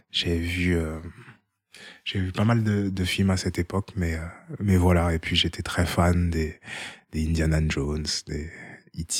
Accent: Haiti; French is a second language; quand tu es de nationalité hors e et je suis haïtien, euh, et eh ben c'était 10 800 euh, euros l'année.

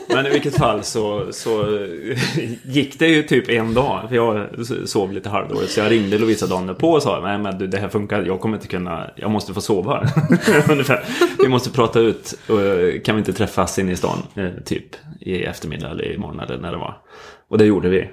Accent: Skövde, Västra Götaland, Sweden; moved away as an adult; also born or lived in Stockholm; Vi kom från Skövde båda två men träffades i Stockholm istället

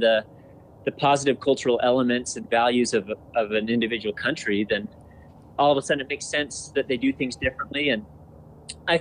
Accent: United States; an American

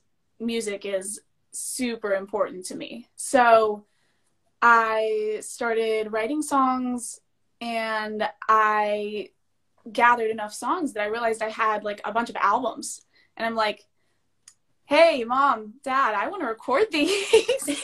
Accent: Louisville, Kentucky, United States; I was born in Louisville, Kentucky

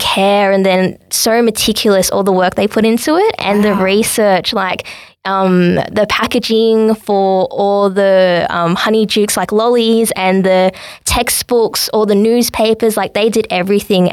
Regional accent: Sydney, New South Wales, Australia; I was born in Sydney with my parents

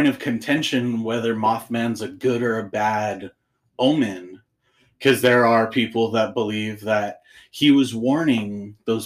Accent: San Francisco, California, United States; moved away; I'm from San Francisco originally.

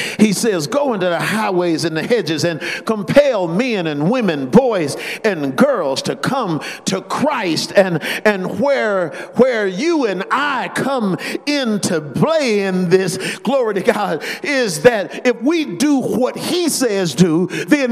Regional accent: Las Vegas, Nevada, United States; we're from Las Vegas

